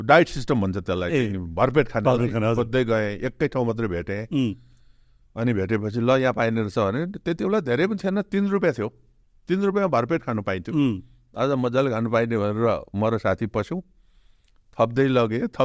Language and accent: Nepali; Pikhuwa, Koshi Province, Nepal; मेरो गाउँ पिखुवा यता